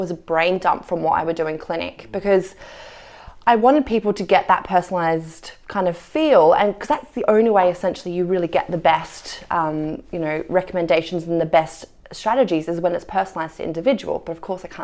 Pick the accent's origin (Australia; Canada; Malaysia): Australia; I'm Australian